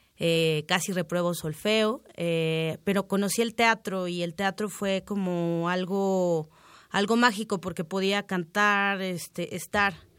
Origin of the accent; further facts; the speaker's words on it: Miahuatlán de Porfirio Díaz, Oaxaca, Mexico; Pues en Miahuatlán, en el barrio chico de Miahuatlán, de Porfirio Díaz, Oaxaca, en la Sierra Sur del Estado, zona zapoteca.